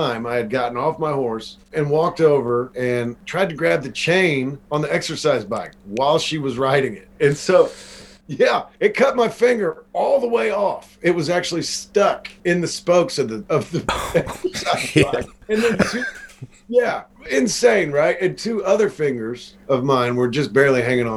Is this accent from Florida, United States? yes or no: no; Seymour, Indiana, United States; also born or lived in Brownstown, Indiana; my hometown is Seymour, but now I live in a town called Brownstown, which is like 15 minutes